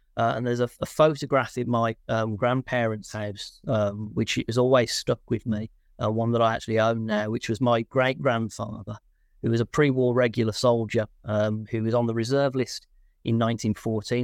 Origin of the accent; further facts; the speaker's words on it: Birmingham, West Midlands, United Kingdom; moved away as an adult; also born or lived in Leeds / Aberystwyth; I'm from Birmingham originally